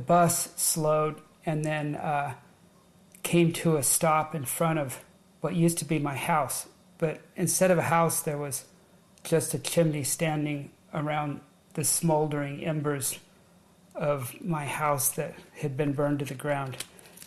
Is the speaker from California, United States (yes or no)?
yes; Long Beach, California, United States; also born or lived in Orange County, California; I was born and raised in Southern California, born in Long Beach, and my family, when I was just 12 or 13 years old, relocated to Orange County